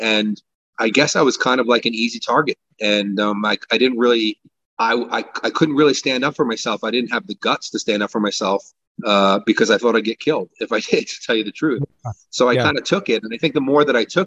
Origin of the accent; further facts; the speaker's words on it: Bellmore, New York, United States; also born or lived in Brooklyn, New York; I grew up in Long Island, New York, born in Brooklyn, moved to Long Island as a child, and you know, lived in a nice town called Belmore